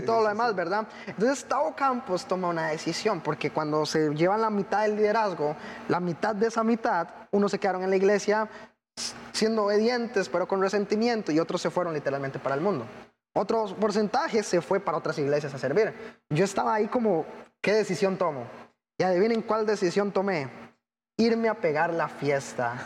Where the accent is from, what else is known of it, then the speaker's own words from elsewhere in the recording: Costa Rica; soy de Costa Rica, aquí nomás, unos cinco países para abajo